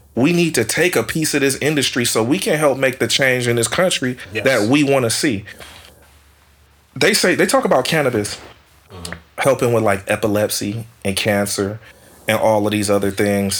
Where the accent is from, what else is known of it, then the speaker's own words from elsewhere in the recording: Oakland, California, United States; I grew up in East Oakland